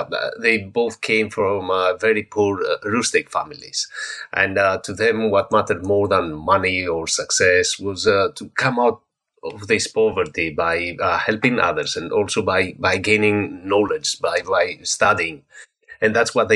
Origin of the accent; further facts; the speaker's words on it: Greece; I come from Greece